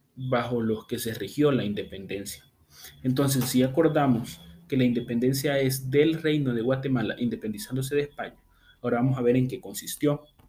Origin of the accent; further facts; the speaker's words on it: El Salvador; yo como buen salvadoreño